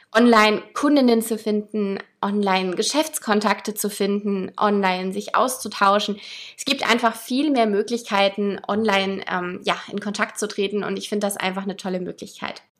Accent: Hamburg, Germany; meine Heimatstadt

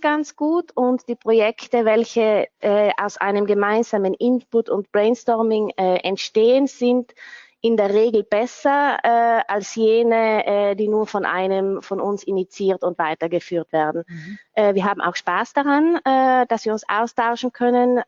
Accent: South Tyrol, Trentino-Alto Adige, Italy; also born or lived in London; ich bin Südtirolerin

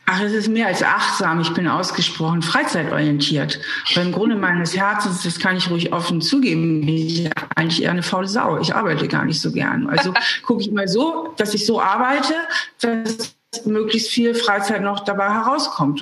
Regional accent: Hamburg, Germany; moved away as an adult; now in Trier, Germany; Ich bin ja Hamburgerin, bin von Hamburg nach Trier gezogen zum Studieren.

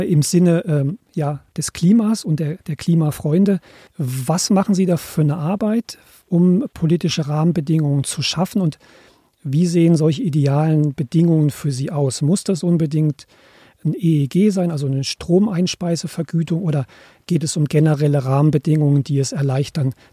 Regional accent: Germany; ich komme ja aus Deutschland

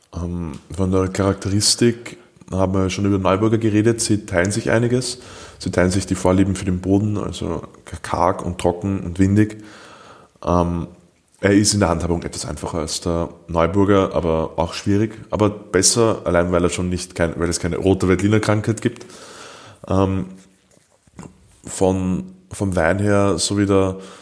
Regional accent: Austria; als Österreicher

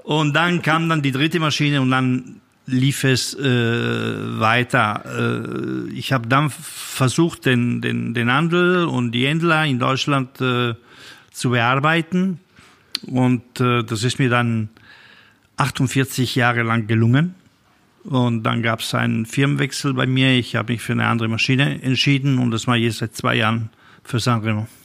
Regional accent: Italy; bei uns in Italien

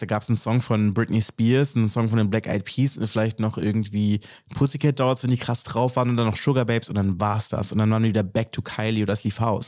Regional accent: Berlin, Germany; mich als Berliner identifiziere

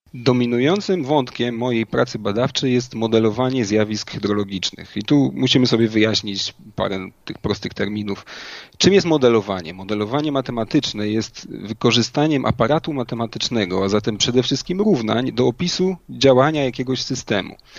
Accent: Inowrocław, Kuyavian-Pomeranian Voivodeship, Poland; do czasów późnej podstawówki oraz y, liceum w rodzinnym Inowrocławiu

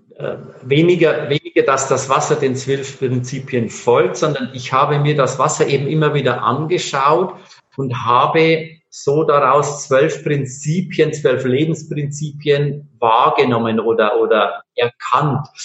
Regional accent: Bavaria, Germany; ich bin äh, in Bayern aufgewachsen

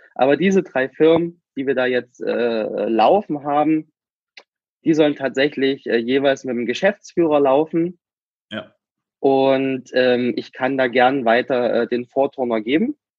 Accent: Germany; also born or lived in Cuba; ich bin ja nur noch Kuba geboren, meine Eltern haben sich getrennt, meine Mutter ist mit mir nach Deutschland zurück

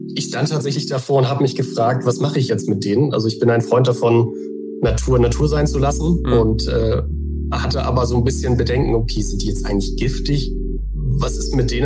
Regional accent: Hamburg, Germany; moved away as an adult; also born or lived in Oldenburg / Emsland; wohne in Hamburg, bin auch gebürtiger Hamburger

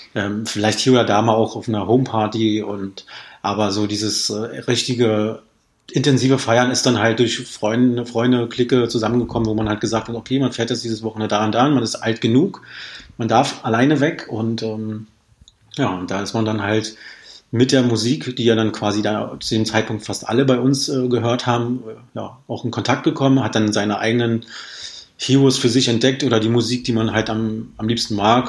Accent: Berlin, Germany; moved away as an adult; now in Potsdam, Germany; Ich komme ja ursprünglich aus Berlin

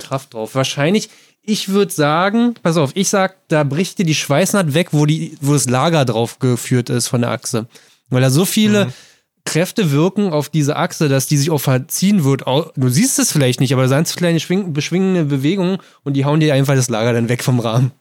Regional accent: Brandenburg, Germany; bei uns in Brandenburg

